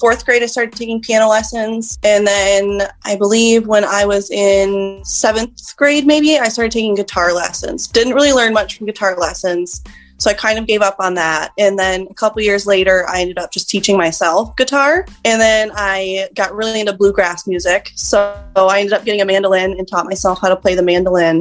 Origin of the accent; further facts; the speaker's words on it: Albert Lea, Minnesota, United States; born and raised in Albert Lea